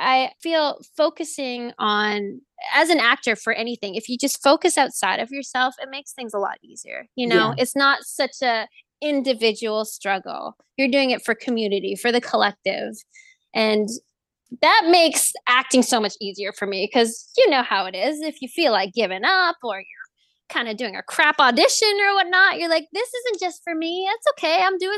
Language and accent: English; Philippines; All the stereotypes, like I'm Filipino, so that's not my stereotype.